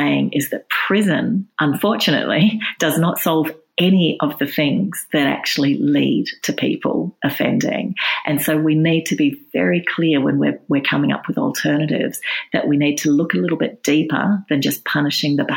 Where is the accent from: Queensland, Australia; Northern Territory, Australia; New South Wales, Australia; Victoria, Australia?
New South Wales, Australia; in New South Wales, which is my home state